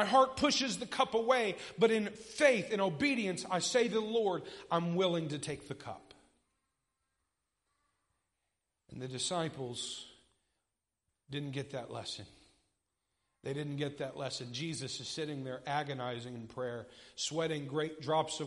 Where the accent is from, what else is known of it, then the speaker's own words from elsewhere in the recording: United States; I'm an American